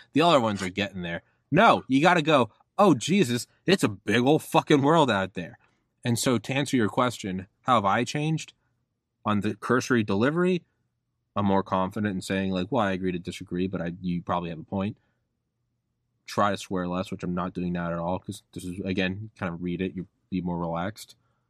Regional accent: New England, United States; You know? I'm from New England. I don't really pay attention to sports.

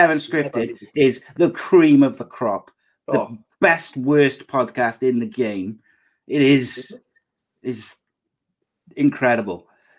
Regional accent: Aberdeen, Scotland, United Kingdom; accent: Aberdeen; I think I'd go Scottish because Kev loves my Aberdeen accent.

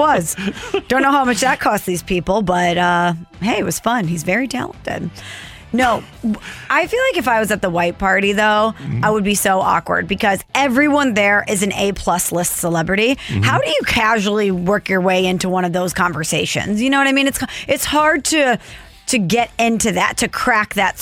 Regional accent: St. Louis, Missouri, United States; We're from St. Louis

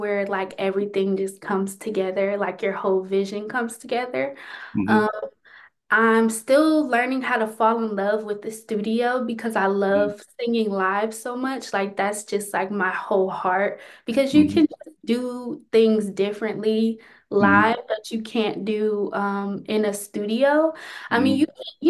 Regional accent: Cleveland, Ohio, United States; I'm from Cleveland, so I've done like Rock Hall and Severance Hall, those like really notable venues here

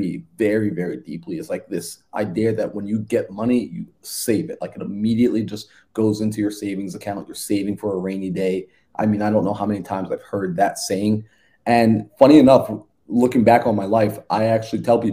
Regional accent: Long Island, New York, United States; I'm originally from New York. Born and raised out in Long Island, New York, and I was born to two Caribbean parents

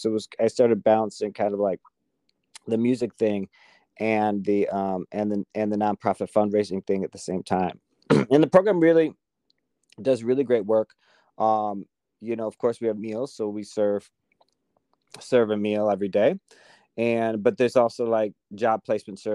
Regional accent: Kenosha, Wisconsin, United States; also born or lived in Quincy, Illinois / Washington, D.C.; now in Los Angeles, United States; I was born in Quincy, Illinois, but I moved to Kenosha, Wisconsin when I was 4.

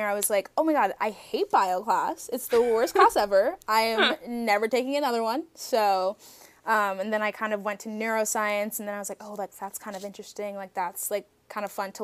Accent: New Jersey, United States; I'm from New Jersey

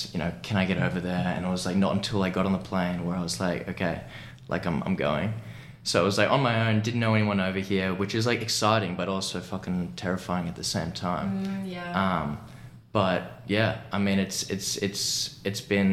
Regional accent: Sydney, New South Wales, Australia; moved away as an adult; now in Los Angeles, United States; from Australia, Sydney. And yeah, I've been living in LA for the past 2 years now.

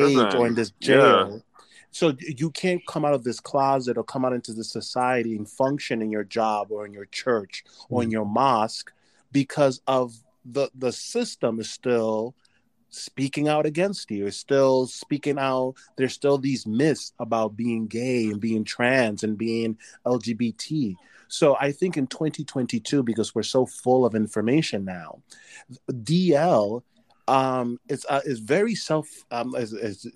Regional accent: New York City, New York, United States; I grew up in New York City.

